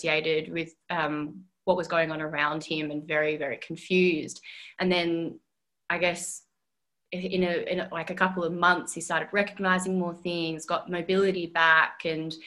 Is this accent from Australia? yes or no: yes; Perth, Western Australia, Australia; moved away as an adult; now in Melbourne, Australia; I'm originally from Perth, and that was just like my little home ground